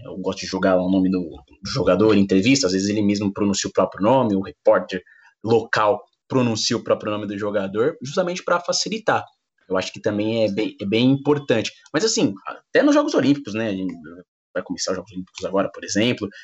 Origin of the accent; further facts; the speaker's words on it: São Paulo, Brazil; eu sou aqui morador de São Paulo, eu sou da Zona Leste